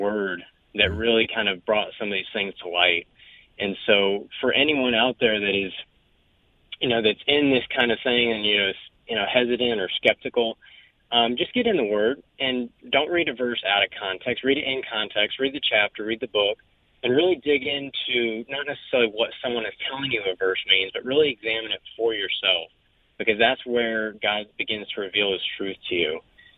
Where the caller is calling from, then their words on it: Jacksonville, Florida, United States; Just calling from Jacksonville, Florida.